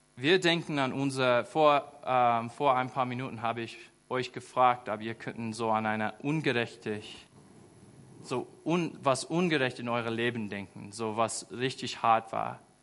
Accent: United States; German is a second language; moved away as an adult; now in Germany; Ich war einfach ein einfacher Junge in den USA. Ich bin auf dem Land aufgewachsen.

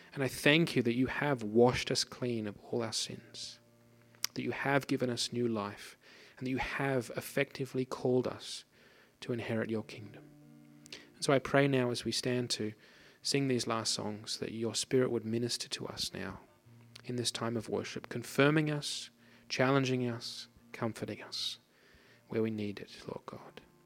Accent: Australia; moved away; I grew up in Australia, as you might be able to hear from my outrageous accent. I grew up on the Pacific coast

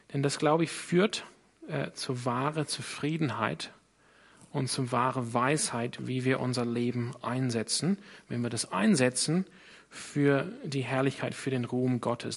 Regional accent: Sydney, New South Wales, Australia; German is a second language; now in Germany; ich komme aus Sydney in Australien.

